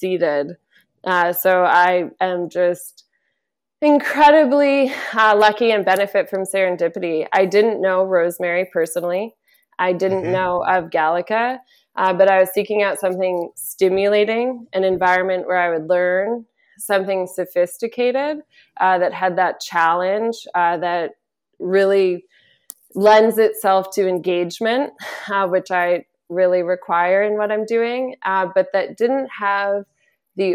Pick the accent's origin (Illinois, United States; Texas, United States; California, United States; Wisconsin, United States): California, United States; St. Helena; moved away; I am from St. Helena. I chose to move home with great intention